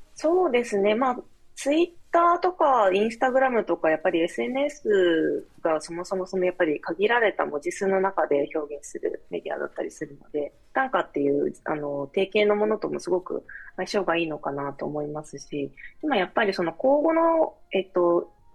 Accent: Kochi, Japan; moved away as an adult; also born or lived in Tokyo; 地元に帰ってきて

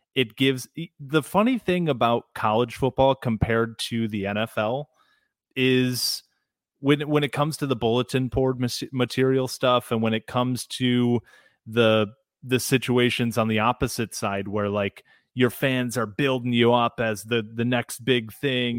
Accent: South Lyon, Michigan, United States; when I grew up in Southeast Michigan, I grew up in, for those unfamiliar, South Lyon, just outside of Ann Arbor

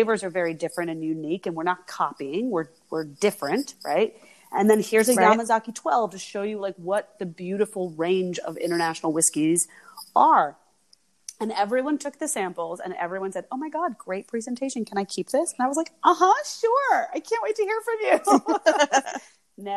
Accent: United States; moved away; also born or lived in France; I am myself American

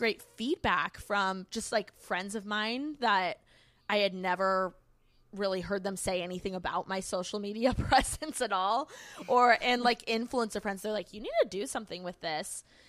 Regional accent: Bloomington, Indiana, United States; now in Los Angeles, United States; I moved from Bloomington, Indiana. I'm a Midwest girl at heart. Go Hoosiers.

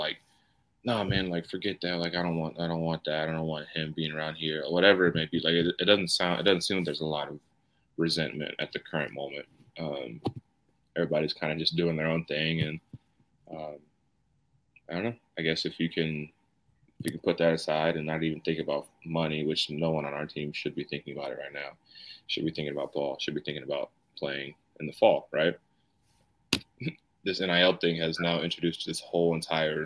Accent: Knoxville area, Tennessee, United States; a wing company that is in my hometown

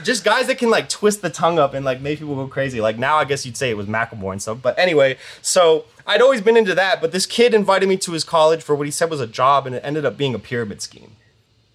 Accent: Connecticut, United States; I grew up in Connecticut on the East Coast and I went to college there

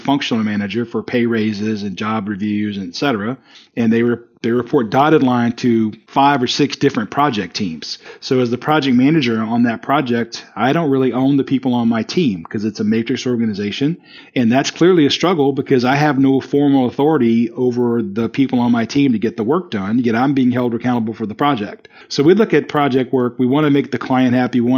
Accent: South Carolina, United States; So I grew up in South Carolina, although nobody will be able to tell it on this call because I don't talk slow at all.

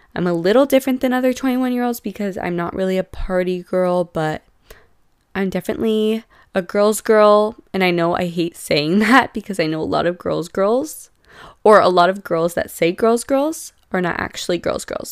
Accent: San Diego, California, United States; I'm from San Diego

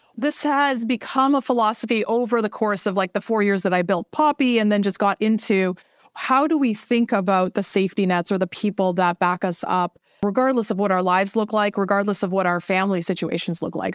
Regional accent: Vancouver, British Columbia, Canada; moved away as an adult; also born or lived in China / Boston / Seattle; I'm from Vancouver, and so right now we're actually based up here in Vancouver.

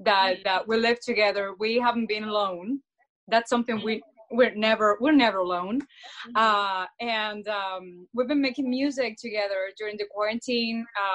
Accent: Cuba; moved away; And we came together from Cuba 3 years ago, and like a year and a half ago, we got this house together

